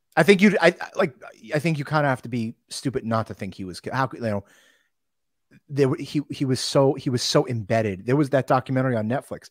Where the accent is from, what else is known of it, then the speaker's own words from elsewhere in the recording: North Shore of Long Island, New York, United States; I grew up on the North Shore of Long Island